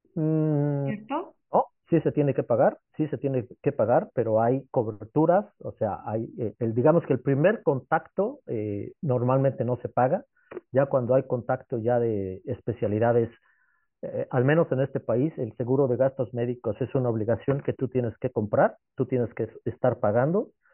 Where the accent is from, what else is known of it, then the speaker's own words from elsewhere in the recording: Mexico; moved away as an adult; also born or lived in England; now in Netherlands; yo soy mexicano, amo mi país